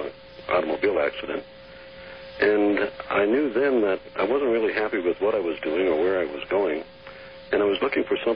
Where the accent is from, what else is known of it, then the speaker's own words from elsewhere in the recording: Saint Paul, Minnesota, United States; also born or lived in Iowa / Nebraska / East Coast; now in Colorado, United States; I grew up in Minnesota. I lived in the St. Paul area.